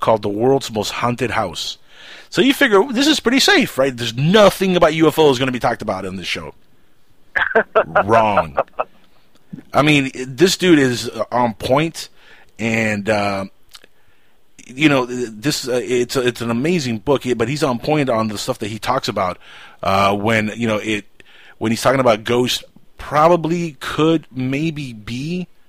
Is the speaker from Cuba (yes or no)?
yes; Cuba; I'm Cuban.